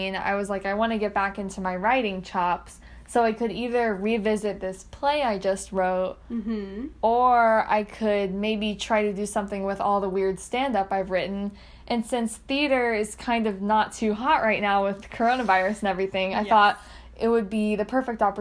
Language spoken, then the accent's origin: English; McKinney, Texas, United States; moved away as an adult; also born or lived in Ohio; I am from McKinney, Texas